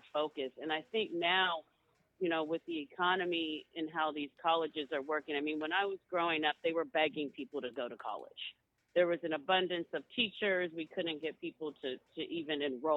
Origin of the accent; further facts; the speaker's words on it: Baltimore, Maryland, United States; moved away as an adult; also born or lived in Northern California; now in Granite Bay, United States; I'm from East Baltimore, but I, you know, I've been in Northern California, you know, for my young adult life to now, to my adult life.